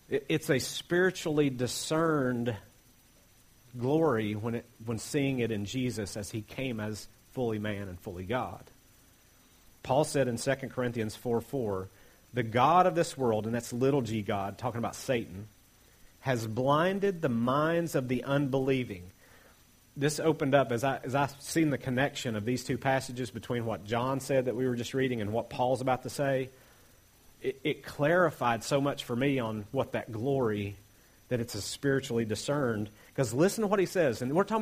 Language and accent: English; Appalachia, United States; I'm Appalachian American